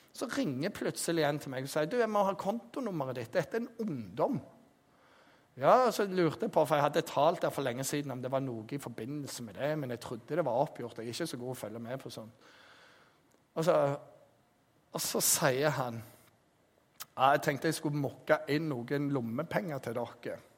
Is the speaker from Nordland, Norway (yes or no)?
no; Jæren, Rogaland, Norway; jeg er jærbu